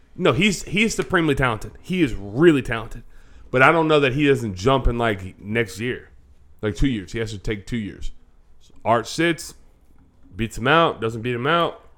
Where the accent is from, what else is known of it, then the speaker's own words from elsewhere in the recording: Florida, United States; we're from Florida